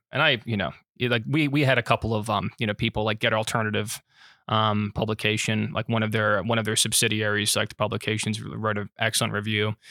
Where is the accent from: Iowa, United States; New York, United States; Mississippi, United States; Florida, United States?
Florida, United States; I'm from Florida